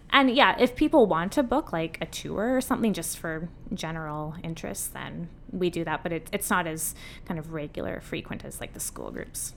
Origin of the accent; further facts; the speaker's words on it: Saskatoon, Saskatchewan, Canada; moved away as an adult; also born or lived in Utrecht, Netherlands / England; I grew up in Saskatoon